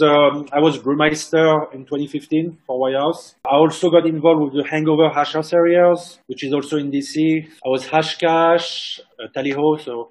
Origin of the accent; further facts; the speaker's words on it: France; also born or lived in Washington, D.C.; now in Khartoum, Sudan; because I am originally from France.